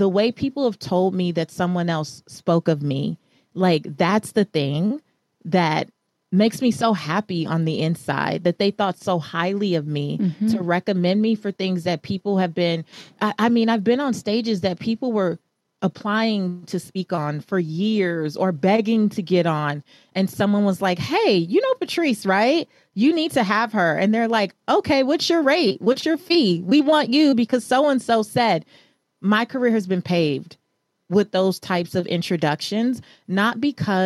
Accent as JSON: {"language": "English", "town": "Los Angeles", "region": "California", "country": "United States", "tie": "born or raised there", "said": "I am a Belizean American girl from South Central Los Angeles. I grew up in Leimert Park"}